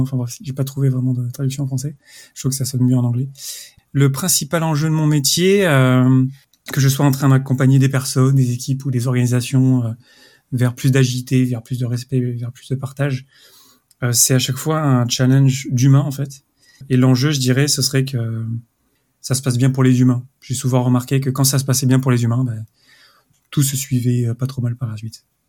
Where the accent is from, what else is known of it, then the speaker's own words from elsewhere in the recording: France; now in Zurich, Switzerland; je suis français, j'habite à Zurich